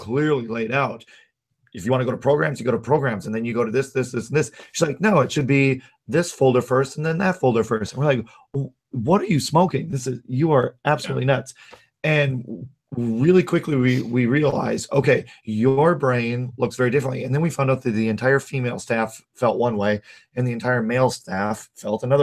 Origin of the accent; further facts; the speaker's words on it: North Dakota, United States; also born or lived in Minnesota; now in Twin Cities, United States; I grew up in North Dakota.